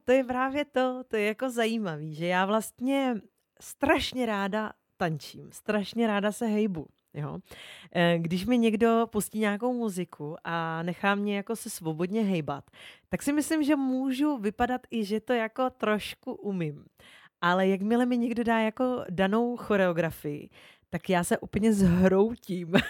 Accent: Olomouc, Olomouc Region, Czechia; já jsem z Olomouce, to je moje rodné město

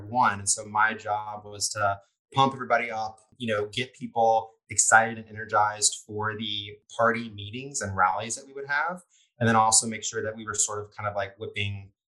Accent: Lafayette, Louisiana, United States; I'm from Lafayette

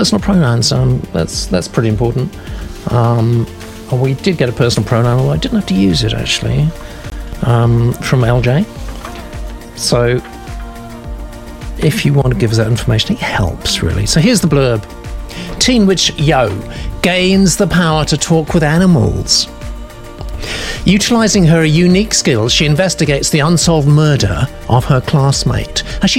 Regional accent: California, United States; I live in the Pacific Northwest, though I grew up in California.

